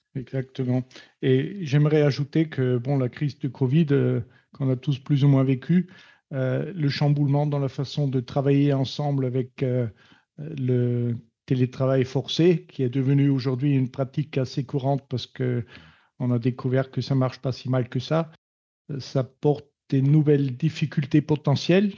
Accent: Steyr, Upper Austria, Austria; French is a second language; moved away as an adult; also born or lived in Paris, France; now in Toulouse, France; de Steyr, ma ville natale en Autriche, à Toulouse, où j'habite.

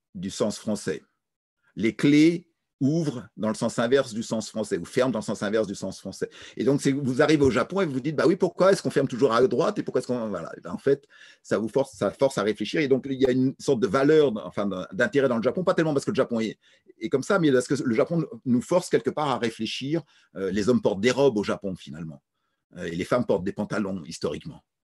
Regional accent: France; Je suis français

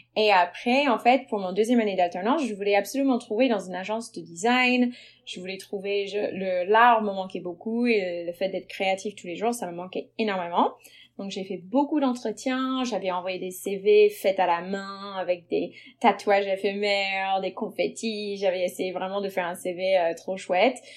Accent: United States; French is a second language; moved away as an adult; now in Paris, France; je suis américaine d'origine. Euh, je suis arrivée à Paris il y a 9 ans à peu près et j'ai été naturalisée française depuis

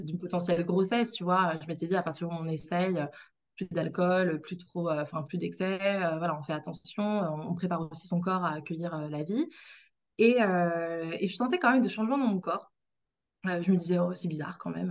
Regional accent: Brittany, France; moved away; je suis bretonne

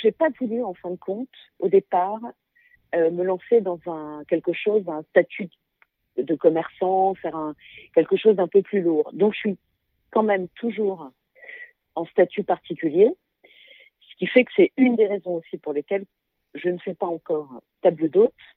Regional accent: Paris, Île-de-France, France; moved away; je suis euh, super parisienne dans le sens où je suis née à Paris. Mhm. J'ai toujours vécu dans la région parisienne ou même à Paris intramuros.

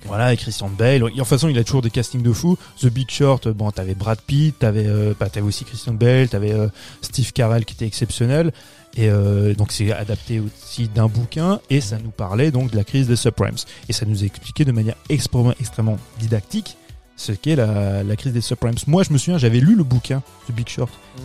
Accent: France; Chez nous, en France

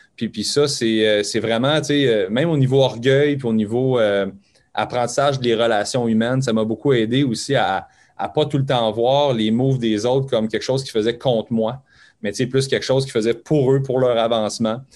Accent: Montreal, Quebec, Canada; je viens de Montréal à la base

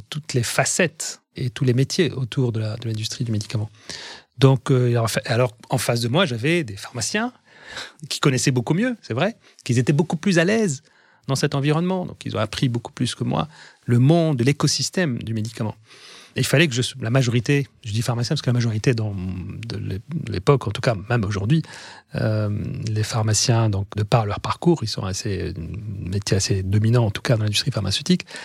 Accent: France; pour moi, je suis français, je suis, j'ai mon pays, j'ai ma patrie, j'ai mon, mes racines sont en France

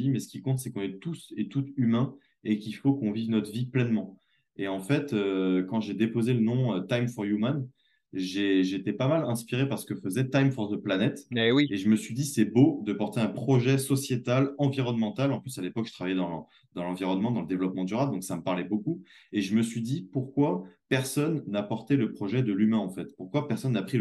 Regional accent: France; j'avais beau revenir chez moi en France dans cette espèce de luxe et d'opulence qu'on

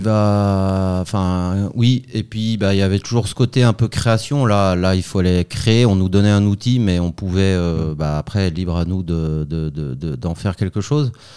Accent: Chambéry, Auvergne-Rhône-Alpes, France; moved away as an adult; also born or lived in Paris / Lausanne; now in Switzerland; je suis né à Chambéry en Savoie

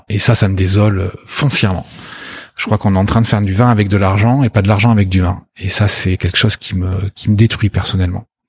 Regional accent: Bordeaux, Nouvelle-Aquitaine, France; also born or lived in Australia; j'ai grandi ici, j'ai quitté Bordeaux pour 3

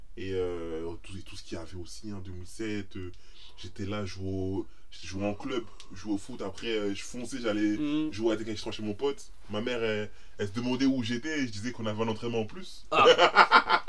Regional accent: France; nous, on est français

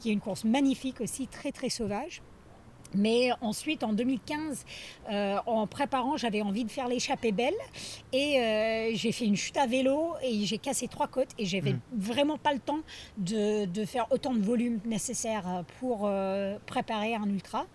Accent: northeastern United States, United States; French is a second language; moved away as an adult; also born or lived in Grenoble, France; now in Chamonix, France; Donc je viens euh, du nord-est des États-Unis, je dis souvent en haut à droite

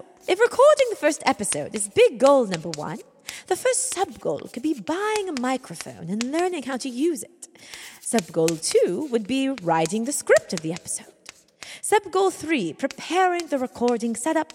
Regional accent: United Kingdom; accent: British; my horrible British accent

